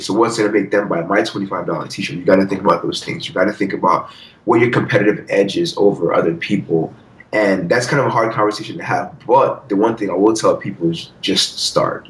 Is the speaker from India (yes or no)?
no; Nigeria; also born or lived in Philadelphia; now in United States; growing up in Nigeria